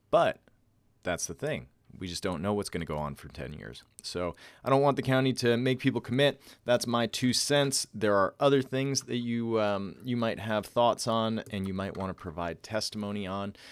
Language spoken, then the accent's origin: English; Northeast, United States; moved away as an adult; I grew up on the East Coast and the Northeast